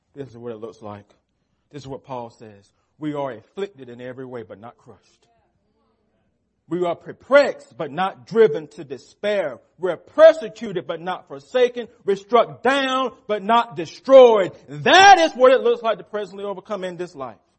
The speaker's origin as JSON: {"language": "English", "country": "United States", "said": "as American Christians"}